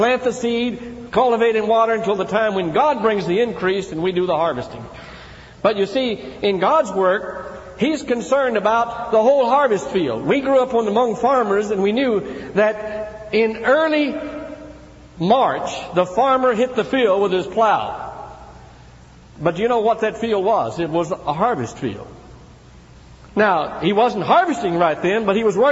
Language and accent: English; Tennessee, United States; my brother and I grew up in Tennessee in a small church out in the country